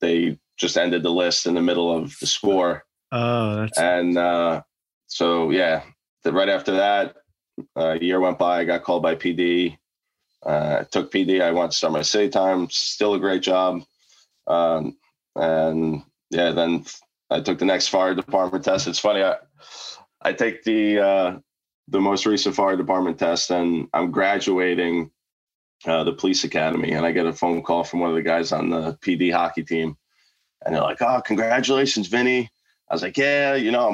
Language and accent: English; New Jersey, United States; I grew up playing in Jersey mostly